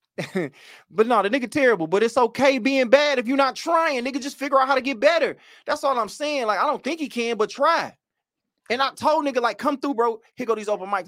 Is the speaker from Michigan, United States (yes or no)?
yes; Oak Park, Michigan, United States; I'm from Oak Park, but I take the Detroit moniker on